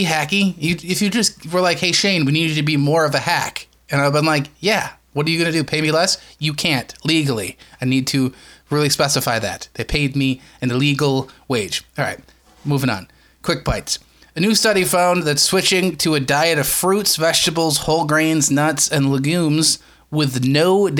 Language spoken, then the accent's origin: English; United States; proud to be an American